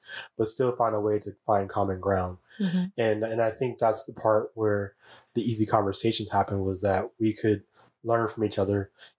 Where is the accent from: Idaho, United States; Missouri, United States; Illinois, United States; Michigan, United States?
Illinois, United States; Chicago; moved away; I was Chicago born and bred and convinced I was going to live and die in Chicago